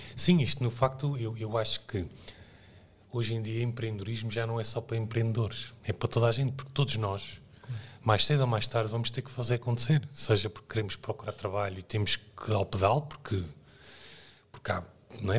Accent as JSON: {"language": "Portuguese", "region": "Azores", "country": "Portugal", "tie": "born or raised there", "moved": "yes", "said": "nasci nos Açores, que é uma realidade que não é no interior, é numa ilha"}